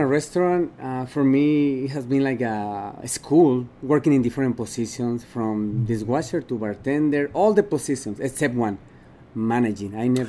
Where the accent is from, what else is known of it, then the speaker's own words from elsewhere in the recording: Guanajuato, Mexico; moved away as an adult; now in Utah, United States; I'm from Mexico. What part of Mexico? It's called Guanajuato. It's kind of center of Mexico.